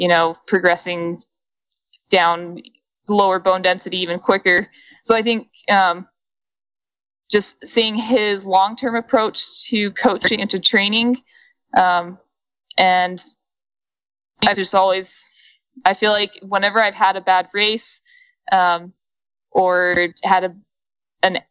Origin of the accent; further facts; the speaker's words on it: Ogden, Utah, United States; I grew up in Ogden, Utah, which is where Weber State is.